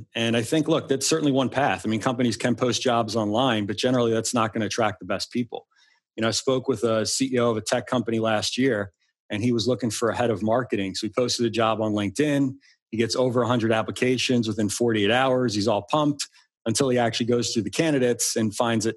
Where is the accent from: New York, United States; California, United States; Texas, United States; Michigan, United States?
New York, United States; Long Island; now in Arlington, Virginia, United States; I grew up on Long Island